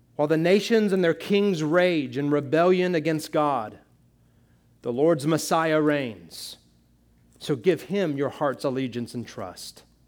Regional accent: United States; we Americans

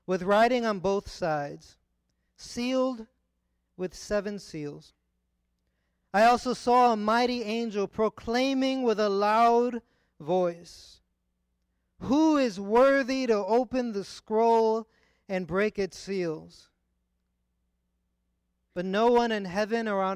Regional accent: New York, United States; moved away as an adult; now in San Diego, United States; I grew up in New York. I've been in New York 33 years of my life before moving to San Diego

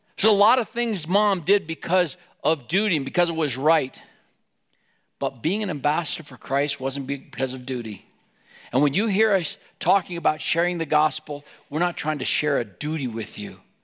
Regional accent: Wyoming, United States; moved away; in Wyoming, we lived there

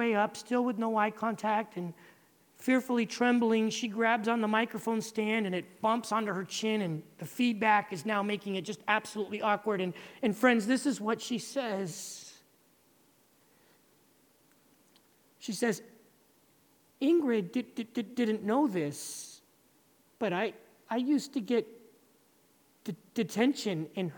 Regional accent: California, United States; moved away as an adult; now in Dominican Republic; I'm originally from California.

